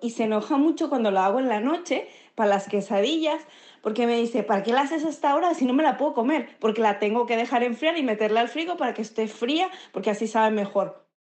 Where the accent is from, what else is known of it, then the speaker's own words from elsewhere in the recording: Sinaloa, Mexico; now in San Diego, United States; Yo soy sinaloense